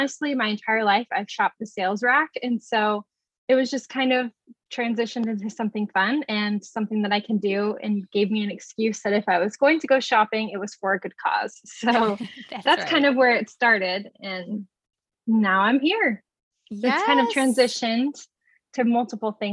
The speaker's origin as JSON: {"language": "English", "town": "Cocoa Beach", "region": "Florida", "country": "United States", "tie": "born or raised there", "said": "I was born and raised in Cocoa Beach, Florida"}